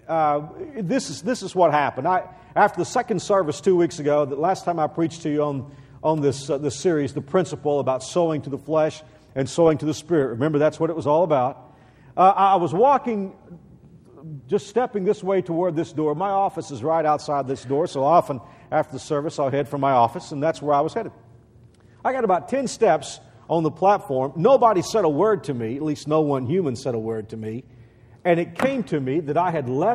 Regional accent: Texas, United States; moved away as an adult; I'm born and bred a Texan

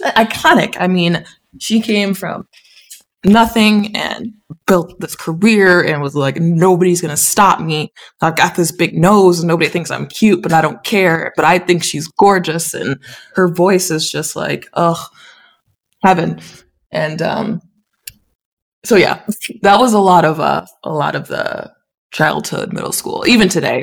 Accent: Big Rapids, Michigan, United States; I definitely loved growing up in Big Rapids.

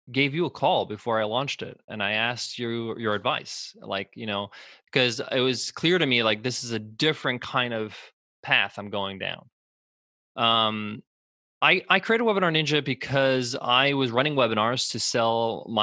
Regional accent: United States; I was born in the States.

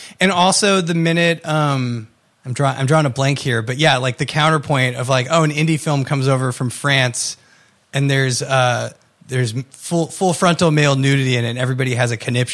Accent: United States; We are American.

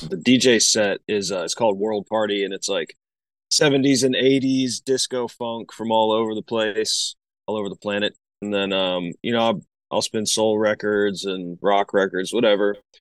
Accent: Asheville, North Carolina, United States; moved away; I'm from Asheville, North Carolina originally, so I grew up around, like, a lot of that hillbilly bluegrass type stuff

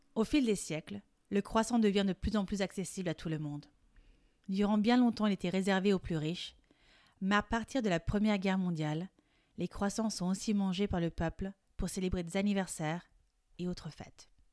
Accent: France; Je suis française et coach de français

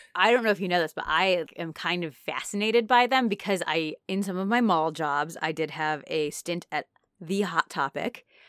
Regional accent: Naperville, Illinois, United States; my hometown

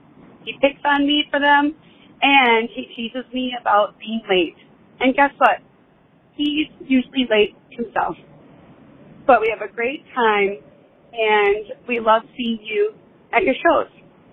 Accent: Minneapolis, Minnesota, United States; I'm from Minneapolis, Minnesota.

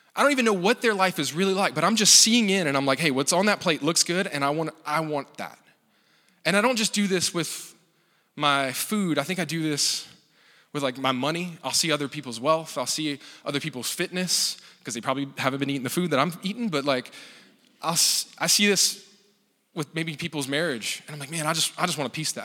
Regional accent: Louisiana, United States; I grew up in Louisiana

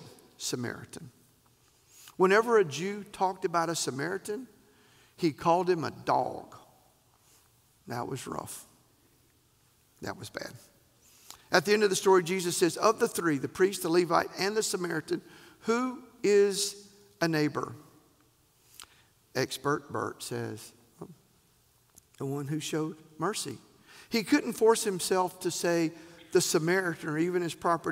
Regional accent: the South, United States; We're from the South

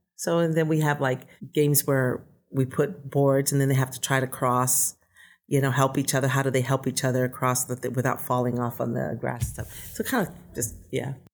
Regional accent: Bay Area, California, United States; moved away as an adult; also born or lived in Tonga / Hawaii; now in Utah, United States; I basically grew up in the Bay Area

